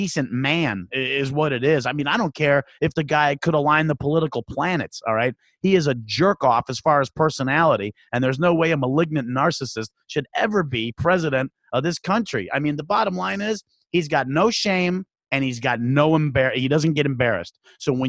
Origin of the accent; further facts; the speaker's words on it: Chicago, Illinois, United States; I was born in Chicago, raised in the suburbs, and then now I live out pretty much in the boonies